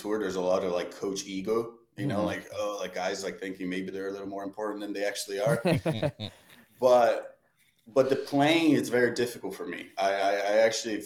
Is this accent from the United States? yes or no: no; Brazil; moved away; I'm from Brazil